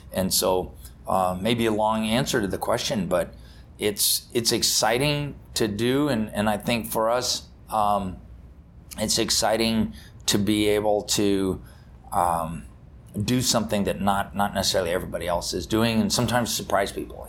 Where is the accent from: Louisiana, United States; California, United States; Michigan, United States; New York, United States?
California, United States; Napa Valley; I grew up in Napa Valley, California